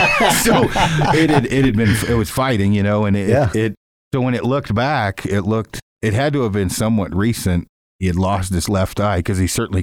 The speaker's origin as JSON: {"language": "English", "region": "Alberta", "country": "Canada", "said": "I'm from Mule Deer in Alberta."}